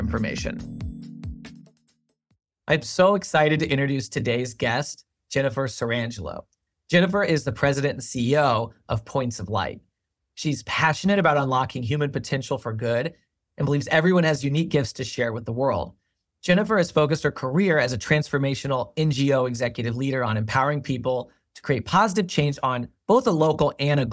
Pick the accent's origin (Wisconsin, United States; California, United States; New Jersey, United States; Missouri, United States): Missouri, United States; Kansas City; my hometown, Kansas City